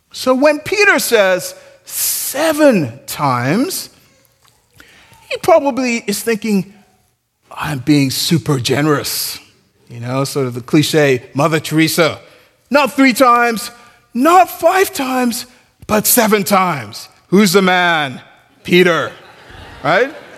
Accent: Nigeria; I'm Nigerian

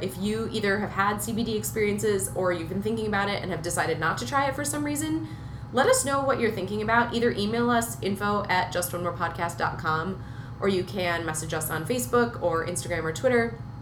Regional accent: Minnesota, United States; I grew up in Minnesota

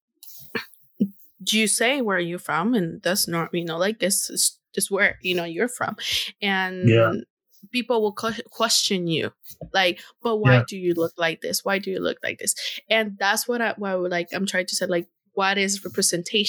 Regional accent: Honduras; first language Spanish; English is a second language; moved away; I'm from Honduras

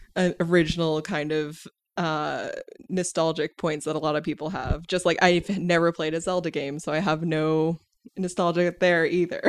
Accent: United States; as an American

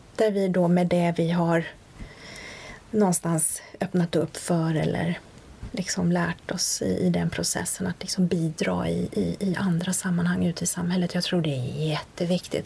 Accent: Sweden; also born or lived in Sundbyberg / Linköping; Men jag är född och uppvuxen i Sverige, de träffades här

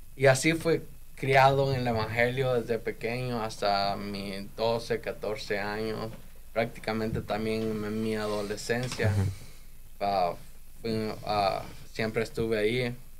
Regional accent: El Salvador; moved away as an adult; now in United States; yo me quedé en El Salvador

